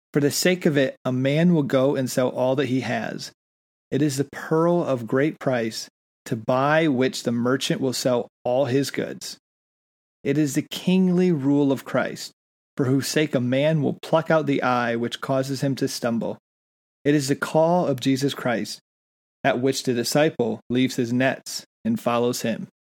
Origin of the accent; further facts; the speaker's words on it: United States; also born or lived in England; being American